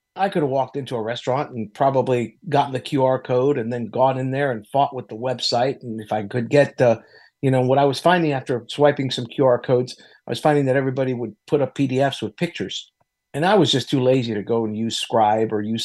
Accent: Miami, Florida, United States; I grew up in Miami. I don't sound Latino, but I am

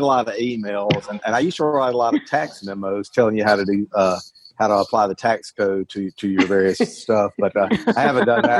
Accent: Brandon, Mississippi, United States; I'm from Brandon, Mississippi

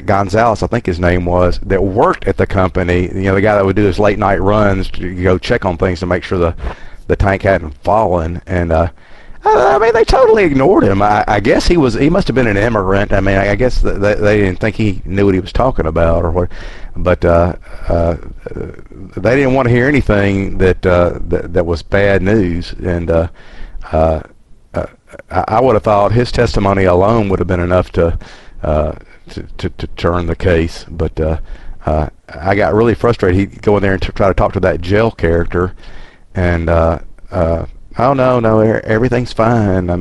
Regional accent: the South, United States; I'm from the South

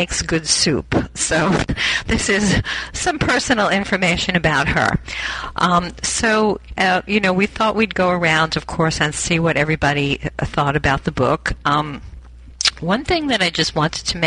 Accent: Long Island, New York, United States; I grew up in Long Island, which is like suburban

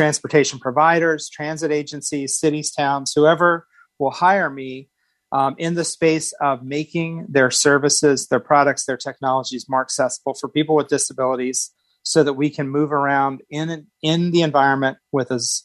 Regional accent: Indiana, United States; now in Phoenix, United States; I'm originally from Indiana. I've lived in a number of states around the country.

